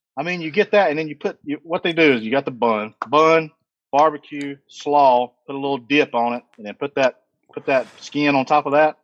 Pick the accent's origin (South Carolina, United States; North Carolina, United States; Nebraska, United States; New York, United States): North Carolina, United States; Thomasville; Thomasville, North Carolina, uh, which is right adjacent to Lexington, North Carolina